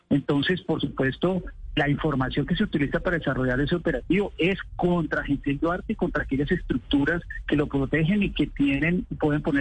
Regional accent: Colombia; yo me hago como, como colombiano

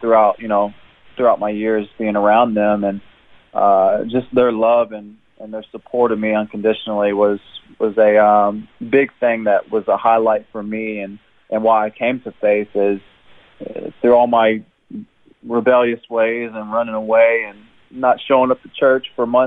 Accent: Jeffersonville, Indiana, United States; moved away as an adult; now in Brisbane, Australia; I was born and raised in Jeffersonville, Indiana. It's in southern Indiana, just across the river from Louisville, Kentucky.

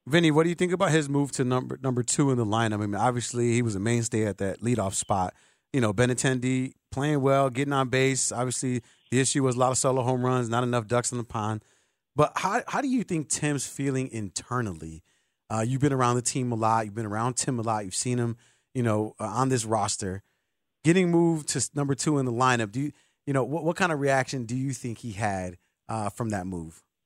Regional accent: Chicago, Illinois, United States; As a Chicagoan

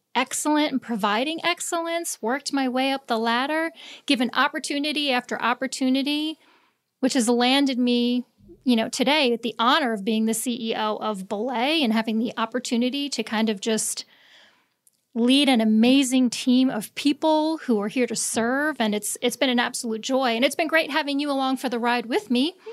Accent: Long Island, New York, United States; moved away as an adult; now in the Carolinas, United States; I was born and raised in New York, Long Island

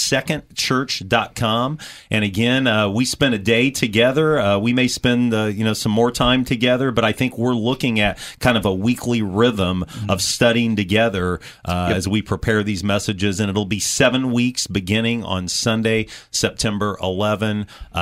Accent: United States; I'm proud to be an American.

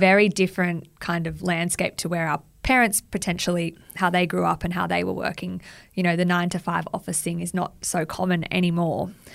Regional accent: Central Coast, New South Wales, Australia; now in Sydney, Australia; I grew up on the Central Coast, which is about an hour north of Sydney

